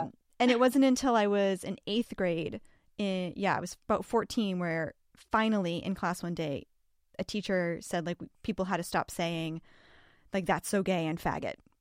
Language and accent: English; Massachusetts, United States; I grew up in Massachusetts